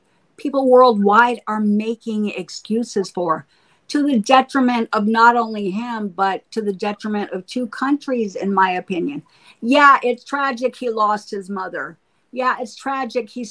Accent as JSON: {"language": "English", "country": "United States", "said": "as an American citizen"}